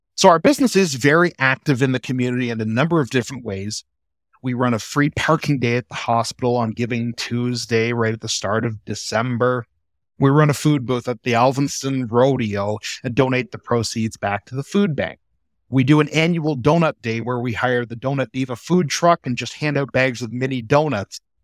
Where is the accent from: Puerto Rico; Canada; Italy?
Canada; Peterborough County, Ontario; moved away as an adult; also born or lived in Guelph / London, Ontario; now in Strathroy, Canada; I grew up in Peterborough County, out in the country next to my grandparents' dairy farm.